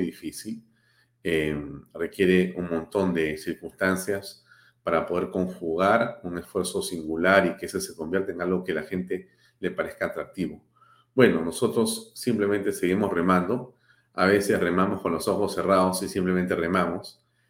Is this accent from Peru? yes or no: yes; Peru